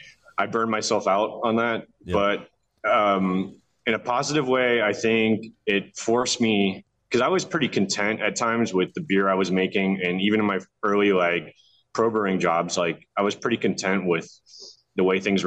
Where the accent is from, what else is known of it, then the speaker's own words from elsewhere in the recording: Tampa, Florida, United States; moved away as an adult; also born or lived in Orlando, Florida; now in Mexico; So I grew up in Tampa. Lived there till I was about 12. Moved to Orlando. Lived in the suburbs of Orlando till I was in my mid-20s and moved back to Tampa